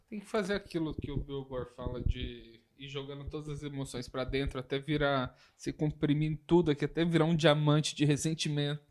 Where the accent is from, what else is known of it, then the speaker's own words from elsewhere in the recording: São João del-Rei, Minas Gerais, Brazil; moved away; also born or lived in Viçosa / Belo Horizonte; eu basicamente nasci em Viçosa, morei um pouco em BH, saí de Viçosa, voltei para Viçosa e dos 10 aos 18 anos eu morei em São João del Rei. Então é a cidade que eu me considero é, meu lar